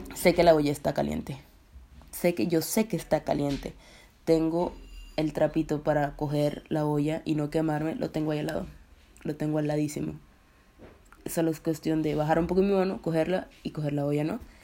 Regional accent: Colombia; now in Russia; Vivo en Rusia, soy colombiana

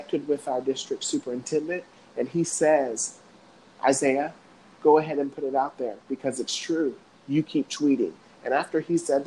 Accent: Cape Girardeau, Missouri, United States; I'm from Cape Girardeau, Missouri

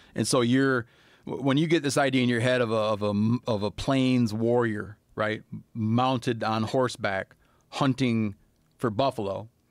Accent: Michigan, United States; My home state of Michigan

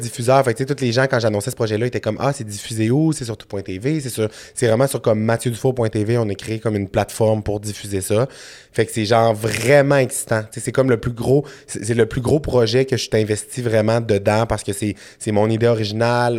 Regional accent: Saguenay, Quebec, Canada; je viens de Saguenay dans la vie, je suis originaire de, Jonquière.

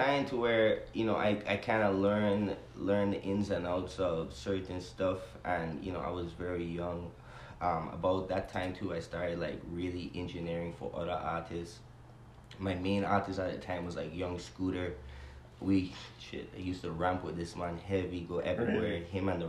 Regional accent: U.S. Virgin Islands; wanting to be different with my music from normally what you hear growing up in the Virgin Islands.

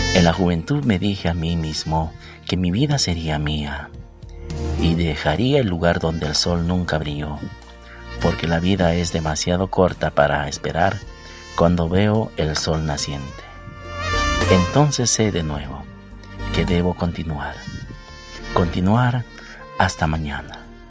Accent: Peru; aquí en mi país, en Perú

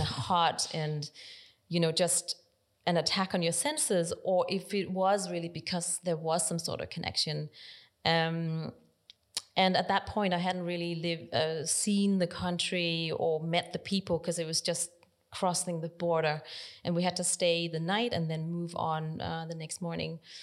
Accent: Denmark; moved away; also born or lived in South Korea / Netherlands; I arrived in Denmark and I grew up in Denmark my whole life. So I'm Danish

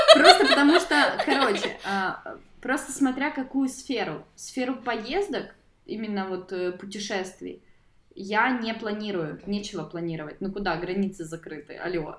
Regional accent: Mykolaiv, Mykolaiv Oblast, Ukraine; я из Николаева

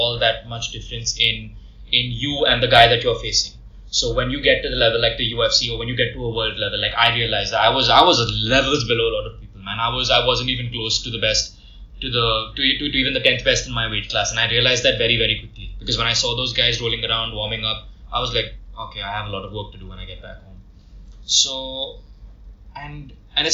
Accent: India

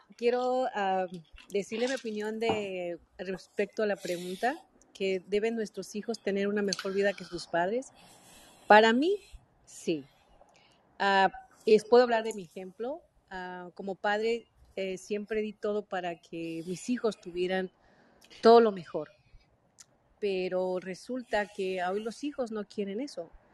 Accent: Mexico; now in United States; yo soy mexicana, pero vivo en Estados Unidos

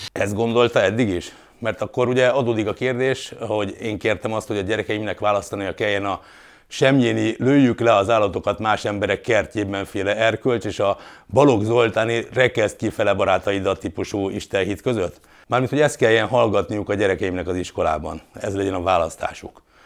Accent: Hungary; élhetünk ma itt Magyarországon, a Kárpát-medencében mi mindannyian. Mondhatnám, ezért vagyunk magyarok

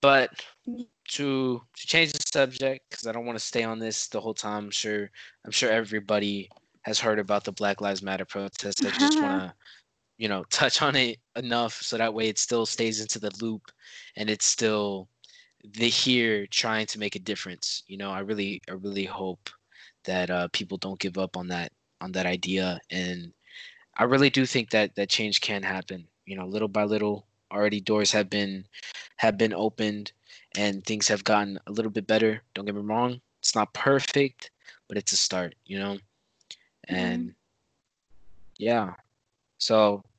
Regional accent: United States; I'm American.

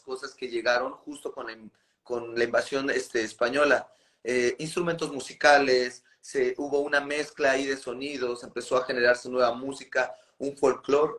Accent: Nezahualcóyotl, State of Mexico, Mexico; a nosotros nos toca nacer en la periferia de la, periferia de la Ciudad de México, eh, en el municipio de Nezahualcóyotl.

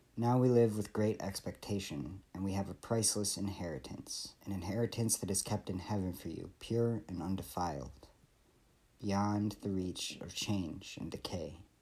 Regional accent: Michigan, United States; I grew up in Michigan

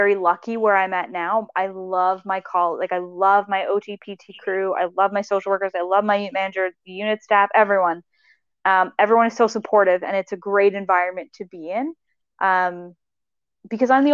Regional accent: Nova Scotia, Canada; also born or lived in Halifax, Canada; now in Winnipeg, Canada; growing up in Nova Scotia

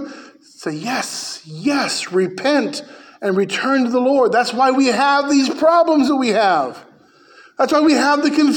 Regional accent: United States; I'm an American

